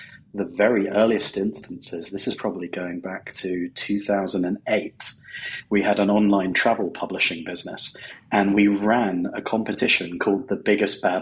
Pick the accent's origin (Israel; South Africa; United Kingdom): United Kingdom; moved away as an adult; now in Los Angeles, United States; As you may be guessing from the accent, I'm from the United Kingdom, but I actually live in sunny Los Angeles now